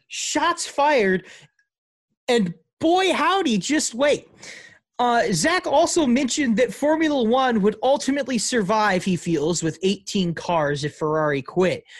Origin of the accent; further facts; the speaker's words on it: St. Louis, Missouri, United States; I might be from the east side of St. Louis, but I'm not from East St. Louis.